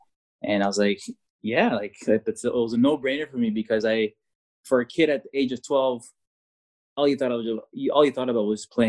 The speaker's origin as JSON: {"language": "English", "country": "Canada", "said": "And as a foreigner, as a Canadian at that time"}